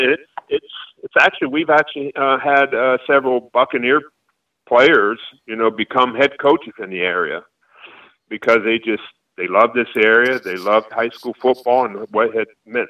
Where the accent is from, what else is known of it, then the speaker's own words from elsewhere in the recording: Florida, United States; because I grew up in Florida